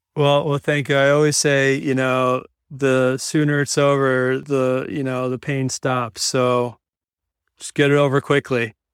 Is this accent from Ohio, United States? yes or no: no; Yorktown, New York, United States; moved away; Originally from, from New York, grew up in, uh, Westchester County, which is the first county north of, of the Bronx